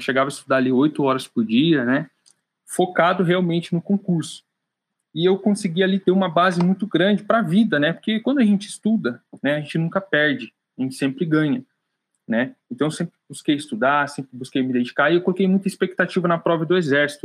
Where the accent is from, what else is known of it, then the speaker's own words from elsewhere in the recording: Piedade, São Paulo, Brazil; moved away; Eu nasci no interior de São Paulo, Piedade, é onde eu estou aqui agora de férias um pouquinho, né, passando tempo com a minha família, respirando um pouquinho do ar da minha terra.